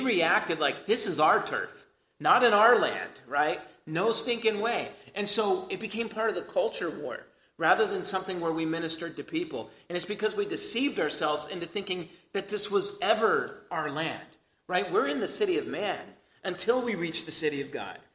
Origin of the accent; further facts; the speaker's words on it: United States; us as American Christians